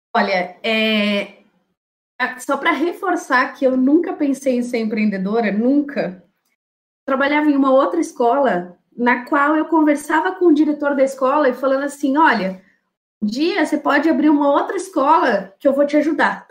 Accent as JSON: {"language": "Portuguese", "region": "São Paulo", "country": "Brazil", "also_born_or_lived": "Sorocaba", "said": "Eu sou de São Paulo, morei 10 anos em Sorocaba, eu voltei para São Paulo"}